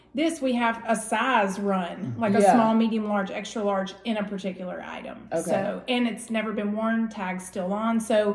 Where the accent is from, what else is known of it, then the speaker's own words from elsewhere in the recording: Birmingham, Alabama, United States; also born or lived in Tennessee; now in Knoxville, United States; I'm originally from Birmingham, Alabama.